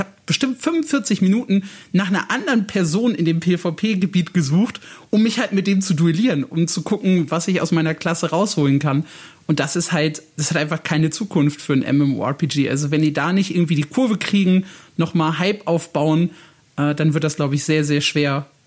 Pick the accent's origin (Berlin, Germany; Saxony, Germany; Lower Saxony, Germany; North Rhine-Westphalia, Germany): North Rhine-Westphalia, Germany; Gelsenkirchen; weil ich bin äh, Schalke-Fan, ich bin in Gelsenkirchen aufgewachsen und ich weine dem Verein tatsächlich ein Tränchen hinterher.